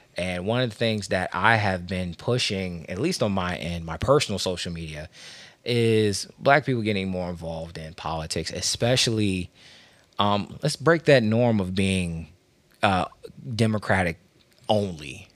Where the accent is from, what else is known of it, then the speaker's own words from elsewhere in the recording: Washington, District of Columbia, United States; now in Maryland, United States; I'm from Washington, D C. Uh, I live in Maryland